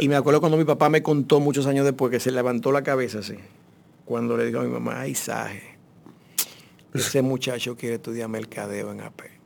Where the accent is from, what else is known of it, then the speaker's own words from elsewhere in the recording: Santo Domingo, Distrito Nacional, Dominican Republic; yo me crié en Ciudad Nueva y vivía frente al mar